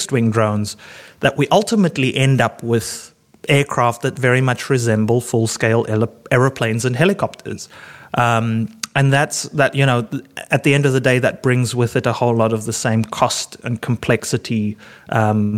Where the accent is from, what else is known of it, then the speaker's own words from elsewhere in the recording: Cape Town, Western Cape, South Africa; growing up in Cape Town